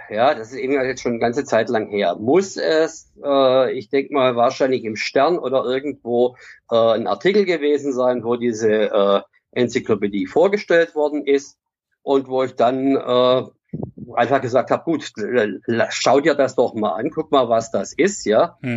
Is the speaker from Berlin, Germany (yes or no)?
no; Baden-Württemberg, Germany; born there; now in Ruhr, Germany; Ich bin gebürtiger Schwabe, wohne mhm. aber zwischenzeitlich im Ruhrgebiet.